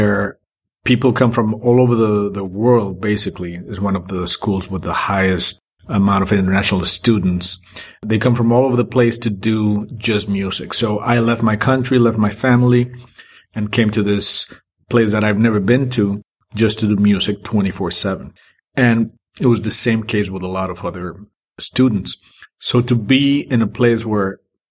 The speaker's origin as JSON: {"language": "English", "region": "Mexico City", "country": "Mexico", "tie": "born or raised there", "also_born_or_lived": "Boston", "moved": "as an adult", "said": "all my formative years were in Mexico since I was born until I was 21"}